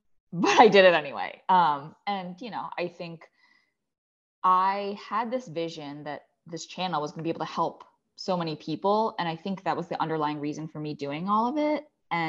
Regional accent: Maryland, United States; So I grew up in the suburbs of Maryland. I'm an only child. My parents are Chinese immigrants.

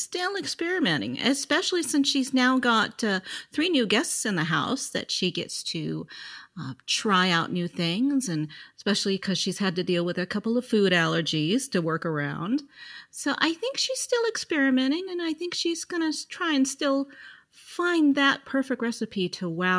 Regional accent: South Lake Tahoe, California, United States; Ah, my hometown.

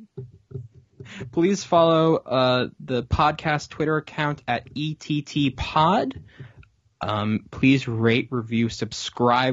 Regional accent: Falls Church, Virginia, United States; I grew up in the Falls Church Fairfax area.

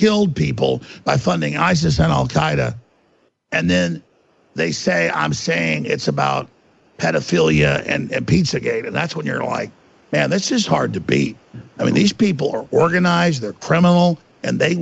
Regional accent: United States; I'm an American. I'm literally a red, white, and blue flaming American.

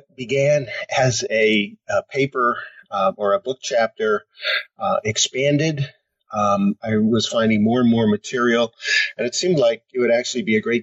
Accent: Tenafly, New Jersey, United States; moved away as an adult; also born or lived in Pennsylvania / Washington, D.C. / Connecticut; now in Michigan, United States; I grew up in a town outside of New York City called Tenafly, right across the Hudson River

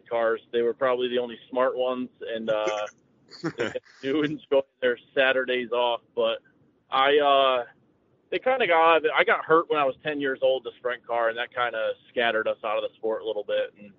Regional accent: Danbury, Connecticut, United States; I come from Danbury, Connecticut

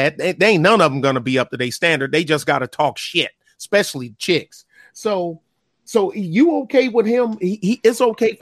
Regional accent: Michigan, United States; I'm from Michigan too

